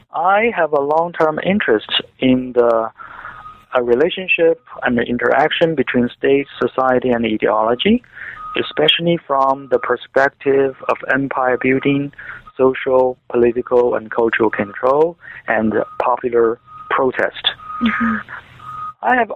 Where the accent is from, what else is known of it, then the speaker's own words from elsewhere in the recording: China; moved away as an adult; also born or lived in United States; I was born and raised in China